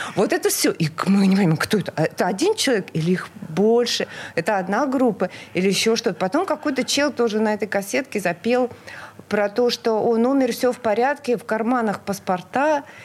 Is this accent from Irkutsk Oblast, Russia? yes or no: no; Murmansk, Murmansk Oblast, Russia; now in Saint Petersburg, Russia; я родилась в прекрасном северном а, городе Мурманск